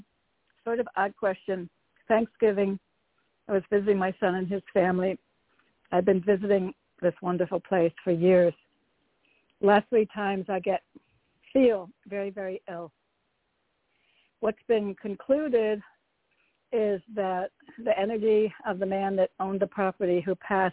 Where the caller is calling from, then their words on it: Connecticut, United States; Hello, it's … from Connecticut.